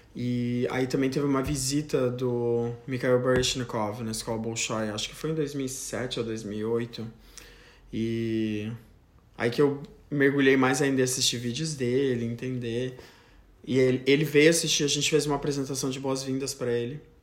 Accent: Joinville, Santa Catarina, Brazil; now in United States; eu sou natural de Joinville, Santa Catarina

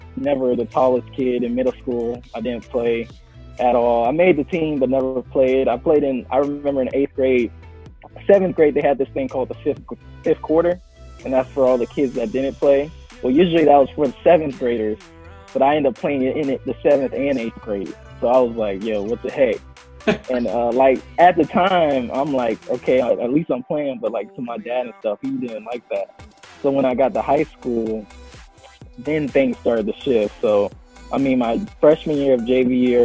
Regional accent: Jacksonville, North Carolina, United States; I'm from Jacksonville, North Carolina, so it's a military family

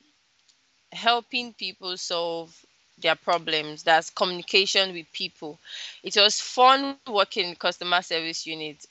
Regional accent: Lagos, Nigeria; also born or lived in Delta State, Nigeria / Kwara State, Nigeria; I was actually born in Delta State, but I wasn't brought up in Delta State. I was brought up in Lagos.

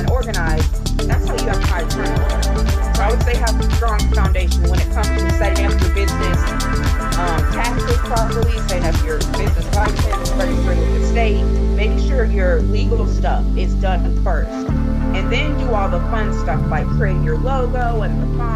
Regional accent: Pennsylvania, United States; now in Thomasville, Georgia, United States; I grew up in Pennsylvania, so that's why I do not have a southern accent.

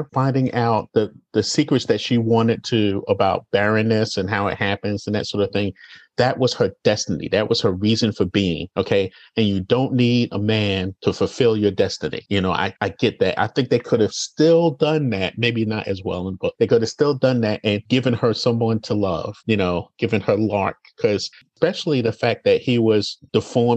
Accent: New York City, New York, United States; Being born and raised in Brooklyn

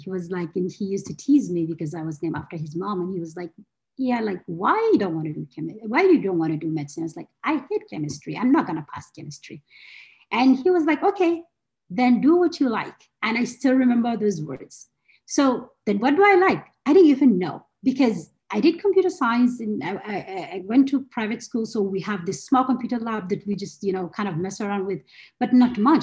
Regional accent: Gombe, Gombe State, Nigeria; moved away as an adult; also born or lived in Abuja, Nigeria / Kano, Nigeria; I, was born and brought up in Gombe

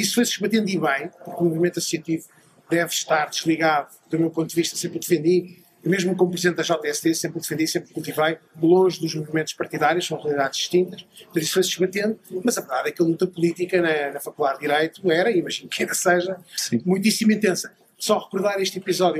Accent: Guimarães, Braga, Portugal; moved away as an adult; now in Lisbon, Portugal; eu sou natural de Lisboa, embora tenha crescido em Guimarães, portanto, de certa forma um vimaranense de gema

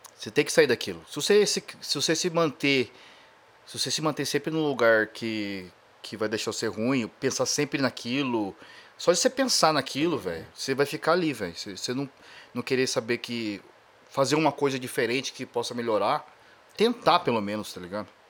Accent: Brazil; moved away as an adult; also born or lived in Japan; sou do Brasil

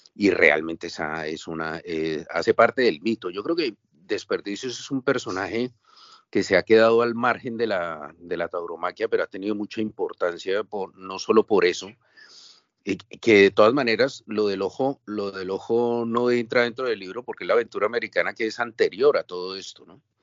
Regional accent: Bogotá, Colombia; moved away as an adult; now in Barcelona, Spain; yo soy de Colombia, yo soy de Bogotá, vine hace 20 años a Barcelona

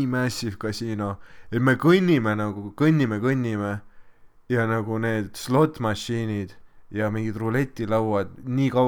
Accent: Estonia; me oleme eestlased. me oleme eestlased.

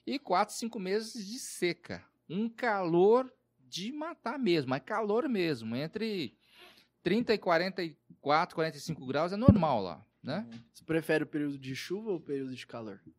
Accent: Southeast, Brazil; A gente é do Sudeste, no contexto urbano, e você vai para o norte do país, que é muito diferente, né?

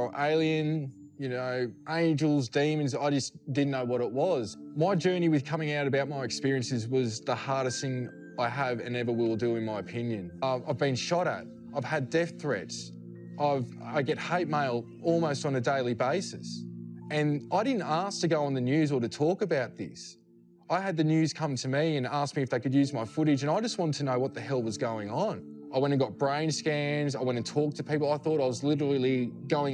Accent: Australia; I'm from Australia

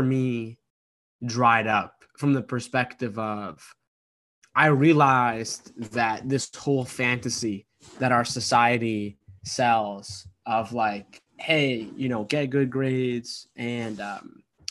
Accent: Boston, Massachusetts, United States; my parents came to America a year before I was born from Egypt, and they immigrated to the United States, the East Coast, in kind of like the Boston, Massachusetts, East Coast area.

